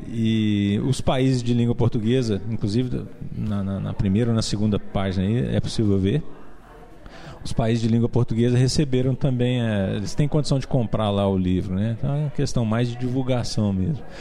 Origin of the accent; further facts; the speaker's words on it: Belo Horizonte, Minas Gerais, Brazil; que eu sou um brasileiro, que eu nasci em Belo Horizonte